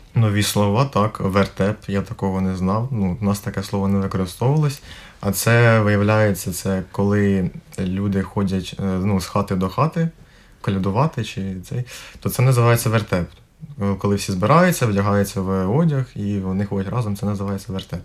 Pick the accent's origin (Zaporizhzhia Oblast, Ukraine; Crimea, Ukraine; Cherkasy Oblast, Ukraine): Cherkasy Oblast, Ukraine; Ruska Poliana; now in Riga, Latvia; я з Черкаської області, це Руська поляна